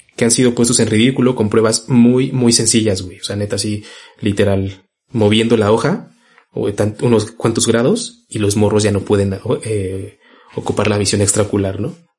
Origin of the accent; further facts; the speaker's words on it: Mexico; como mexicanos y como latinoamericanos